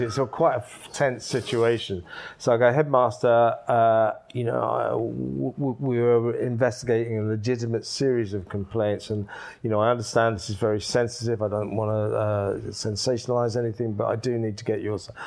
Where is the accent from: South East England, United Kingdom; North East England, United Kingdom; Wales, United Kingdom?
South East England, United Kingdom; Ashford; also born or lived in Isleworth; that's where I grew up, Ashford, Middlesex.